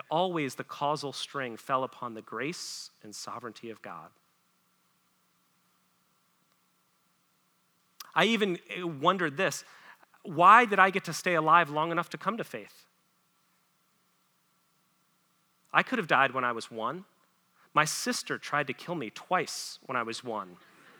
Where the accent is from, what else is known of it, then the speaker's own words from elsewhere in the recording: United States; I was born as an American